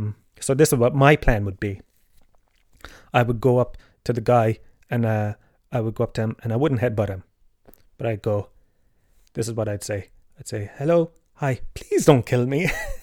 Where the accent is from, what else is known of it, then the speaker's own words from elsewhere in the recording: Tralee, Munster, Ireland; I grew up in the Gallows Field, Tralee